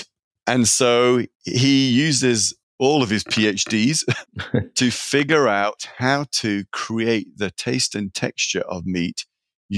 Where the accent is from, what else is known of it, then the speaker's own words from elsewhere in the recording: Sheffield, Yorkshire and the Humber, United Kingdom; moved away as an adult; also born or lived in California; now in San Francisco, United States; I'm a product of Sheffield, England. It's steel working town, working class family.